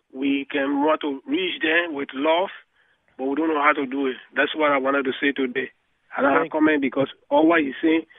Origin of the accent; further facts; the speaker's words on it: Liberia; moved away as an adult; also born or lived in Ivory Coast / Guinea; now in Perth, Australia; I came from West Africa, Liberia. I was a Christian before I went to Bible schools in my home.